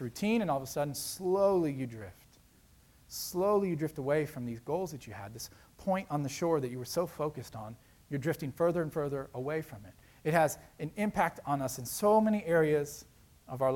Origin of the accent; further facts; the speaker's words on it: South Florida, United States; I grew up in South Florida on the beach